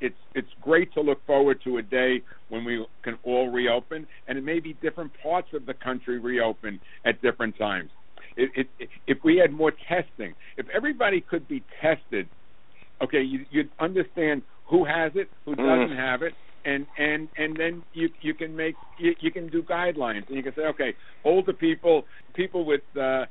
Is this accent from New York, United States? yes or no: yes; Long Island, New York, United States; also born or lived in Brooklyn; I was born in Brooklyn and grew up mostly on Long Island